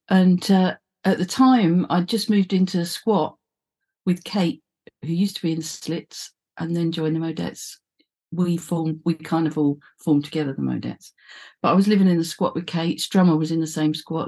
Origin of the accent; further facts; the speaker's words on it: London, United Kingdom; I was from the East End